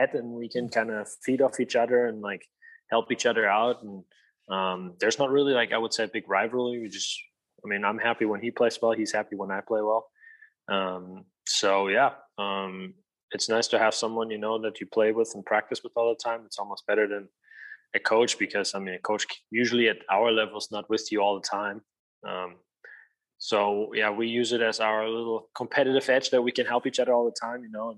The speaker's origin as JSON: {"language": "English", "country": "Germany", "also_born_or_lived": "Colorado", "moved": "as an adult", "lives_now": "Arizona, United States", "said": "I'm originally from Germany. I came over here to attend university at the University of Colorado in Boulder"}